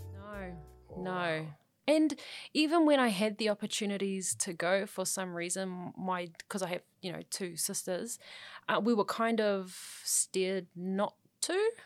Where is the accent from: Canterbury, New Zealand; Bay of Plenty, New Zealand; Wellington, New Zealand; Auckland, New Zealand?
Auckland, New Zealand; growing up in South Auckland was absolutely fine.